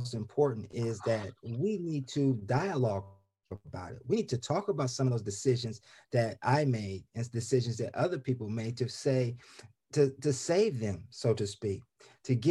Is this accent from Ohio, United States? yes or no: yes; Columbus, Ohio, United States; moved away as an adult; also born or lived in Arizona; now in Laurel, United States; I was born and raised in Columbus, Ohio